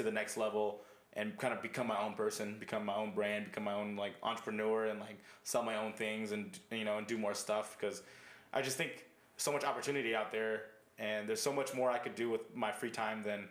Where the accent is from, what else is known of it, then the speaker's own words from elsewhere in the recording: Modesto, California, United States; now in Los Angeles, United States; I'm gonna move back to Modesto, my hometown